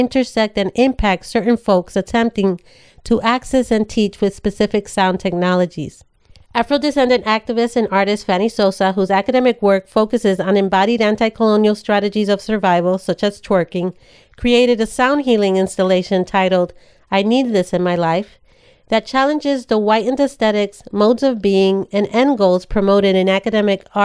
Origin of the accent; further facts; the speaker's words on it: New York City, New York, United States; a Latinx woman born and raised in the Bronx in the 70s and 80s